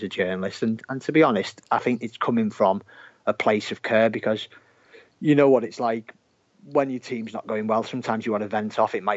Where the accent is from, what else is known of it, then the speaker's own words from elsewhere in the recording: Merseyside, North West England, United Kingdom; you might be able to tell from my accent is where I'm from